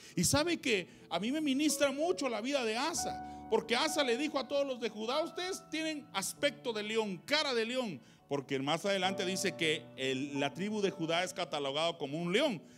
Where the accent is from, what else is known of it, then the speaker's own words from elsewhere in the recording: San Marcos, Guatemala; moved away; soy de San Marcos